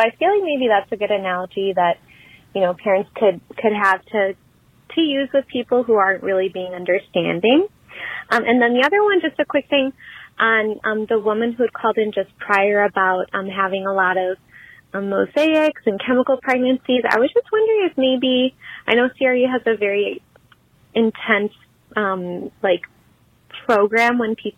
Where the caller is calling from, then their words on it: Wisconsin, United States; I'm calling from Wisconsin.